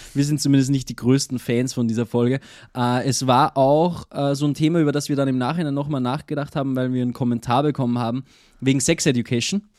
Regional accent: Austria; bei uns in Österreich ist und es umgangssprachlich oft so, dass man sagt, es macht etwas Sinn oder oder der, das Monat

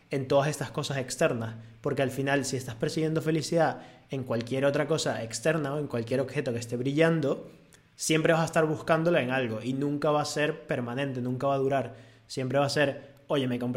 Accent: Venezuela; now in Spain; cuando yo me vine de Venezuela, yo comparaba España con Venezuela y yo aquí estoy feliz

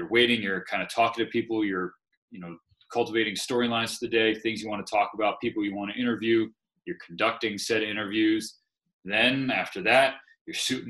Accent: Southern California, United States; moved away as an adult; also born or lived in Rockford / Eugene, Oregon; I was from Southern California

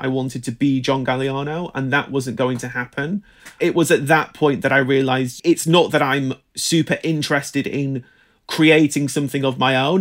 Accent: United Kingdom; I grew up in Britain in the nineteen nineties

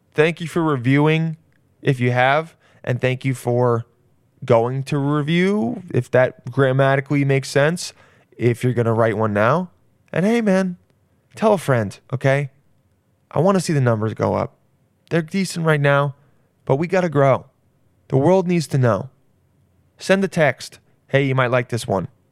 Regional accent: California, United States; We're both from California.

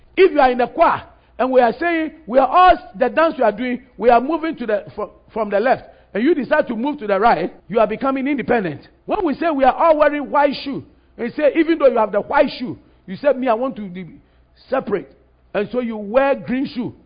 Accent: Ghana; Ghana was a colony of United Kingdom, Great Britain. We're a British colony.

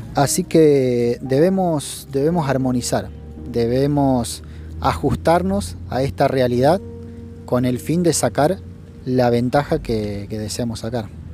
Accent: Rafaela, Santa Fe, Argentina; la ciudad de donde vengo, de Rafaela

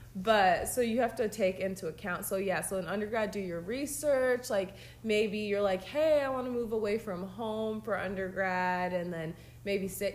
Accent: Georgia, United States; I'm from Georgia

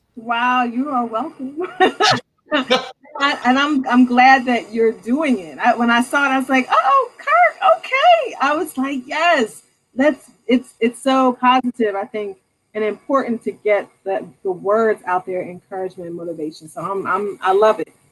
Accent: Norristown, Pennsylvania, United States; I'm from Norristown

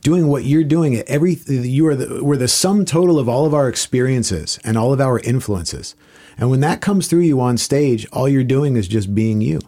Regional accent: South Florida, United States; moved away as an adult; I grew up in South Florida

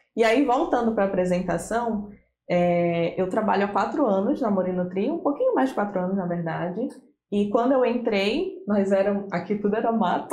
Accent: Pará, Brazil; now in Santos, Brazil; Eu sou assistente social de formação pela Federal do Pará, inclusive não sou de Santos, sou importada

